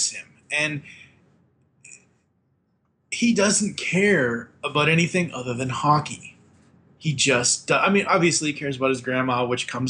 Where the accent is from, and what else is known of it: Boston, Massachusetts, United States; born or raised there